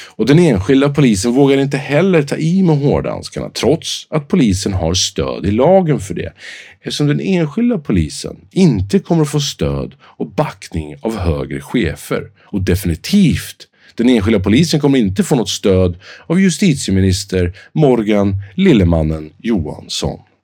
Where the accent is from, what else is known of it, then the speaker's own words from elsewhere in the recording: Sweden; oss själva som svenskar